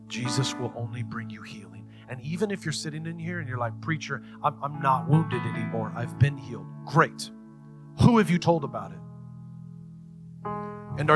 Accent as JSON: {"language": "English", "country": "United States", "tie": "born or raised there", "said": "I was born in the United States."}